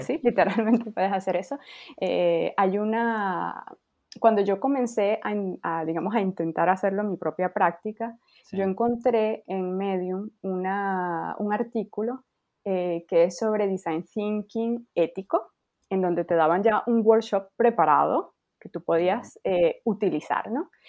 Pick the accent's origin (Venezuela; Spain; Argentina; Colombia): Venezuela; now in France; yo soy de Venezuela, pero efectivamente vivo en Francia